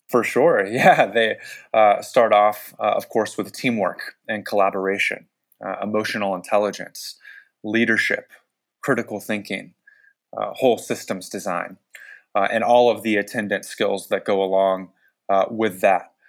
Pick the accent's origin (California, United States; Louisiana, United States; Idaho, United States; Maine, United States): California, United States; San Francisco Bay Area; I grew up in the San Francisco Bay Area